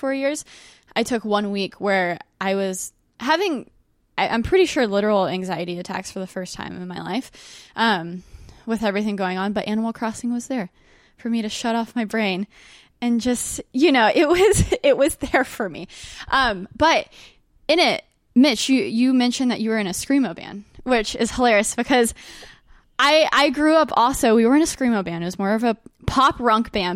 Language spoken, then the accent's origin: English; Dallas, Texas, United States; I grew up in Dallas